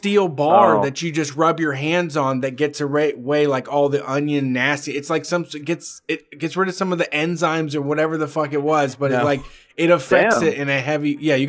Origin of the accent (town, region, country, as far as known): Ohio, United States; born or raised there